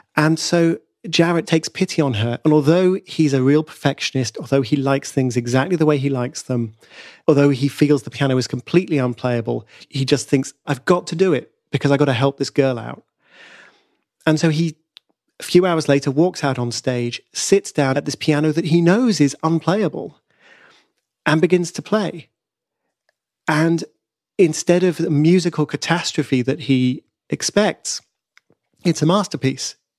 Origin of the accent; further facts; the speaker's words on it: United Kingdom; I'm a Brit